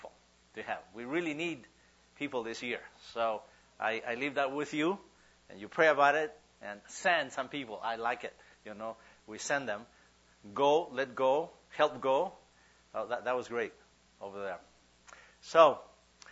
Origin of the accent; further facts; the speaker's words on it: Huehuetenango, Guatemala; English is a second language; moved away as an adult; now in United States; We go to churches in my hometown, in Huehuetenango, Guatemala